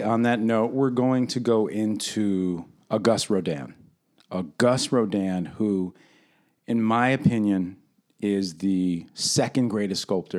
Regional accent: Brooklyn, New York, United States; also born or lived in Queens; I represent Queens, but I was raised out in Brooklyn.

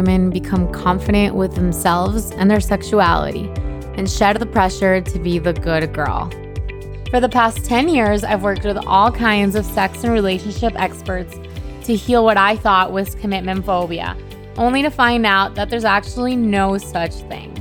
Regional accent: Miami, Florida, United States; I grew up in Miami and I was in Miami in my early 20s

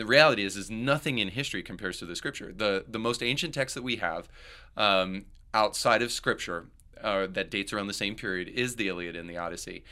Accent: United States; me growing up in America

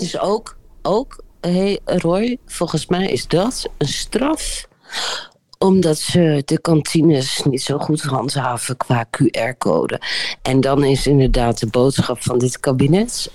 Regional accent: Groningen, Netherlands; ik kom uit Groningen

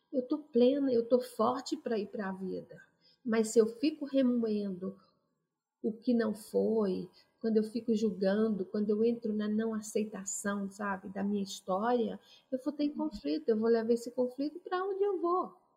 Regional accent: Brazil; moved away; experiências vividas no meu Brasil, sabe, no meu país de origem

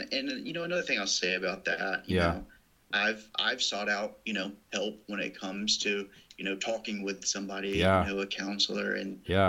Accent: Birmingham, Alabama, United States; moved away as an adult; now in North Carolina, United States; growing up in Birmingham

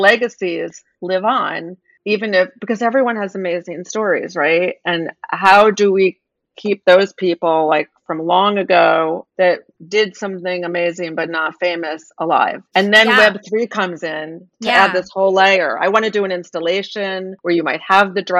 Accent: East Coast, United States; moved away as an adult; also born or lived in New York; now in Los Angeles, United States; I'm from the East Coast and I live in Los Angeles and I was living in New York

